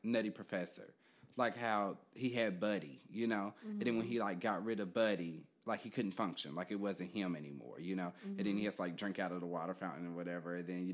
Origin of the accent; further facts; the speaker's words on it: Kansas City, Kansas, United States; moved away as an adult; now in Philadelphia, United States; I am originally from Kansas City, Kansas, so a long way from here.